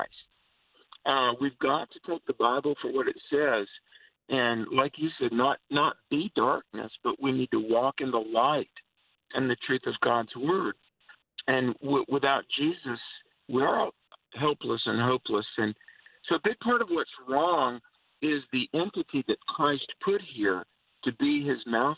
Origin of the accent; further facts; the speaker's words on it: United States; growing up in America